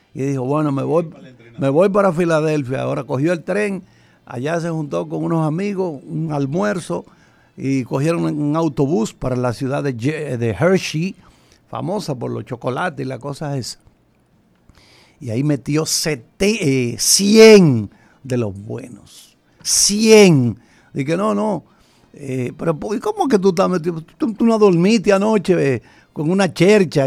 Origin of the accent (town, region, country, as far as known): Dominican Republic